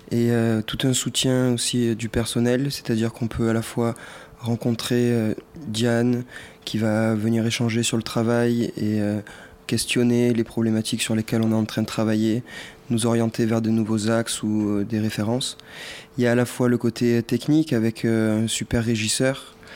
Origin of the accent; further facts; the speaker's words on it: Cavaillon, Provence-Alpes-Côte d'Azur, France; now in Marseille, France; né à Cavaillon. J'habite à Marseille aussi depuis trois ans.